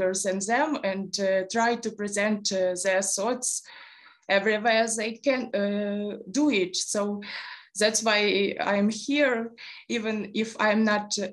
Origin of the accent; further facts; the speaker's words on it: Rubizhne, Luhansk Oblast, Ukraine; moved away as an adult; also born or lived in Kyiv; I'm originally from east of Ukraine. I was born in Rubizhne, Luhansk Oblast.